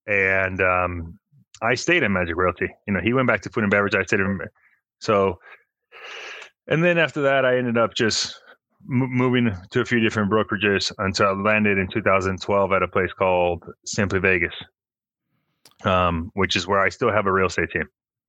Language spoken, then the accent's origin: English; Mexico; born there; also born or lived in Phoenix; So I was born in Mexico. My dad's American. He was a chef. He moved out to Las. Well, we first went to Phoenix, worked there as a chef in a country club. We moved back to Mexico.